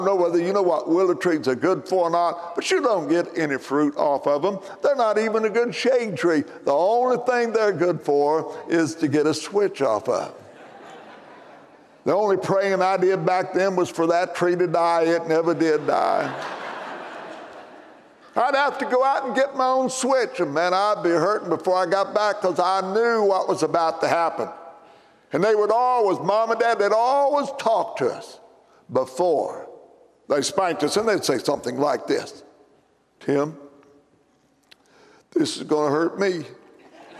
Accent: McLeansboro, Illinois, United States; my hometown, McLeansboro, Illinois

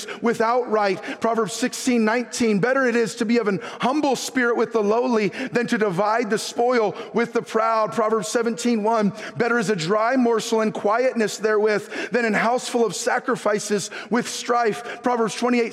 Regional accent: Northern California, United States; after growing up in Northern California, born and raised in California

